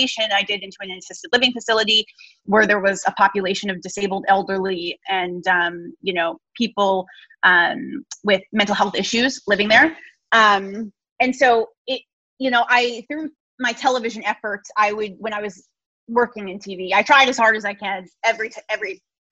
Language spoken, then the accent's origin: English; New Jersey, United States; I'm from New Jersey.